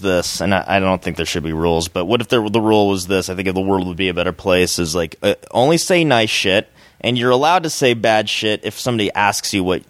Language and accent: English; Orange County, California, United States; I started doing a lot of Mexican rooms at first because I'm from Orange County